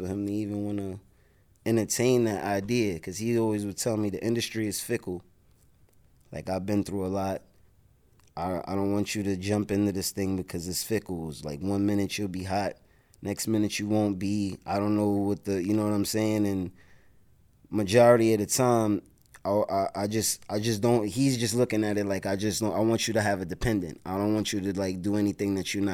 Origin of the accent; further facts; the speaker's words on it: New York City, New York, United States; I'm from the South Bronx, 174th Street, Vice, 2 and 5 line, 36 bus used to be there